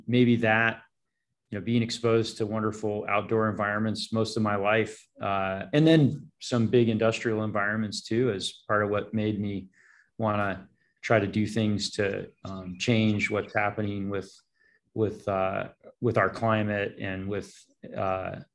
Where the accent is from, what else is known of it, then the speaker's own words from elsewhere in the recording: Idaho, United States; moved away as an adult; now in Hawaii, United States; I was born and raised in Idaho